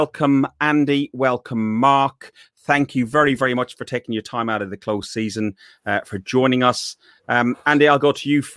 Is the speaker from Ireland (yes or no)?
yes; Athlone, Leinster, Ireland; moved away as an adult; also born or lived in North London; now in England; Athlone Town is my hometown team